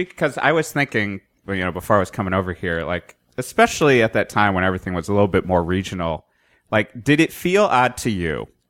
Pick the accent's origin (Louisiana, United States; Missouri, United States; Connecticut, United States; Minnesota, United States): Connecticut, United States; I grew up in Connecticut.